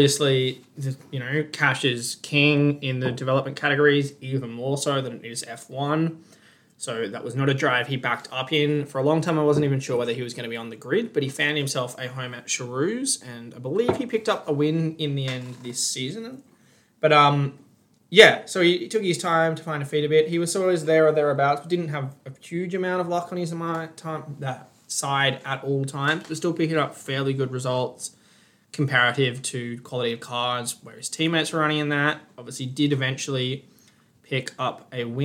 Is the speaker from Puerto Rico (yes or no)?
no; Australia; an Australian